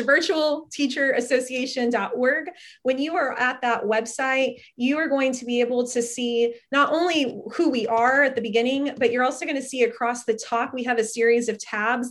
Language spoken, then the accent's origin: English; Fort Worth, Texas, United States; now in Austin, United States; I grew up in the Fort Worth area